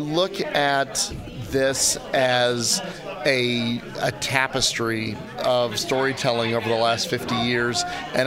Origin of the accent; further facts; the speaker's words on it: Kansas City, United States; I'm from Kansas City